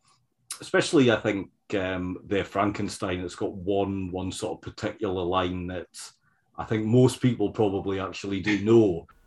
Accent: United Kingdom; when growing up in the Britain in the 1970s and the 80s, it was still a their sort of tradition where these older films would be shown a lot.

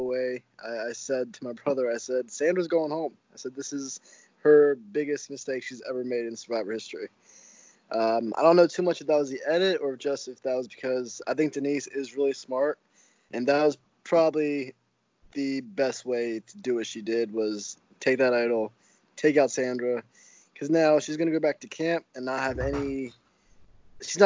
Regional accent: Baltimore, Maryland, United States; I'm from Baltimore, Maryland.

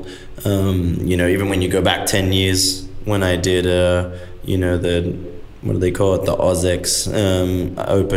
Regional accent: Australia; moved away as an adult; now in United States; as a kid, I'm an Aussie

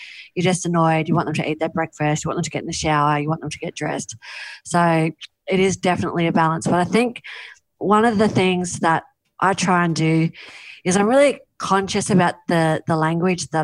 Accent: Mollymook, New South Wales, Australia; my hometown of Mollymook

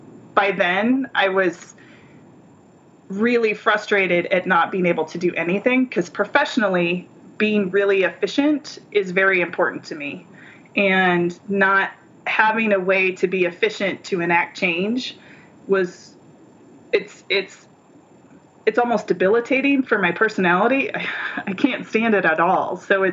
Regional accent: between Minnesota and Nebraska, Midwest, United States; now in Phoenix, United States; So I was raised in the Midwest, in between Minnesota and Nebraska

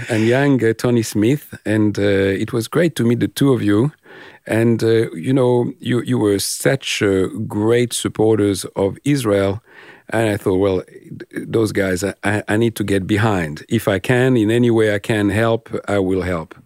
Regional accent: France; now in Australia; I'm French or sometimes my accent, uh, betray me

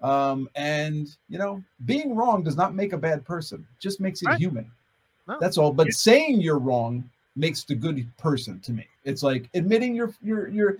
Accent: United States; I'm an American

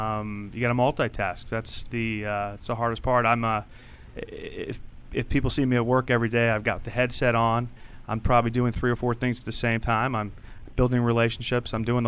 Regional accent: Rockville, Maryland, United States; Rockville, Maryland.

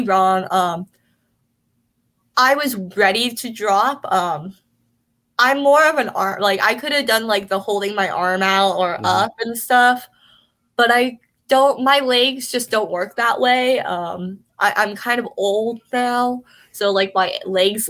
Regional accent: California, United States; I grew up in California, so going to the beach

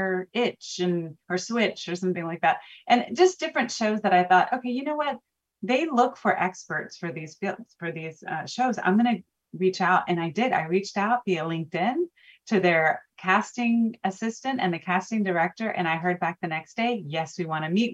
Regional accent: Houston, Texas, United States; I'm from Houston, born and raised, and I live here

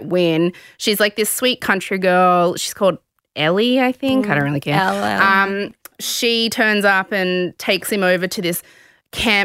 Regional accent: Sydney, New South Wales, Australia; I grew up in the West

